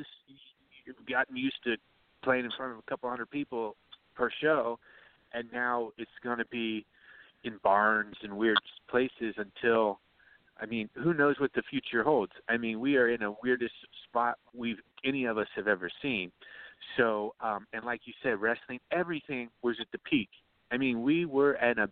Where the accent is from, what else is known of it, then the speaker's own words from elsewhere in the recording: Ohio, United States; moved away; I grew up out there in Ohio, man. I grew up in a town.